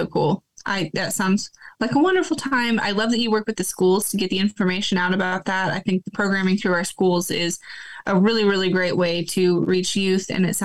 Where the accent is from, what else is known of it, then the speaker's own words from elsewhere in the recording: Lawrence, Kansas, United States; now in Pratt, United States; I grew up in the Northeast out by Lawrence